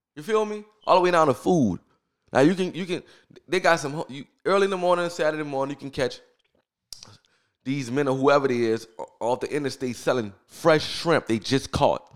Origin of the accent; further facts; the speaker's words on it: New Orleans, Louisiana, United States; I grew up in New Orleans. I'm from New Orleans, New Orleans